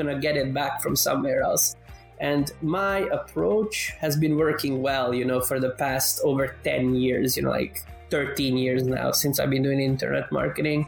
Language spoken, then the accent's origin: English; Canada; now in Europe; I grew up in Canada, but then I moved to Europe.